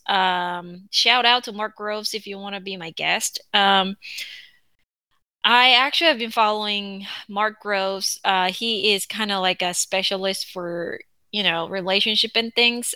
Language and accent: English; South Korea; English is a second language; moved away